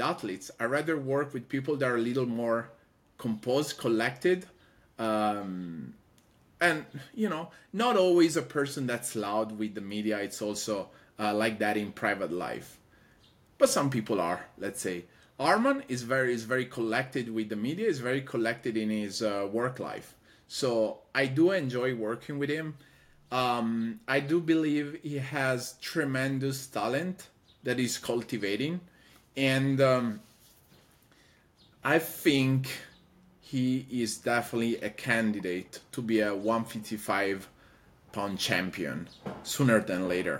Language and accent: English; Padua, Veneto, Italy; moved away as an adult; also born or lived in Rome; now in Los Angeles, United States; I'm from Padova, the city of Padova